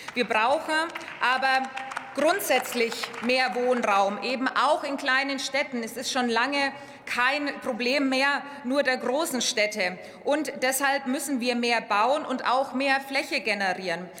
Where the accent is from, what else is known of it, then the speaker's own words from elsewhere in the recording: Upper Franconia, Bavaria, Germany; meiner Heimat Oberfranken gibt, im Landkreis Kronach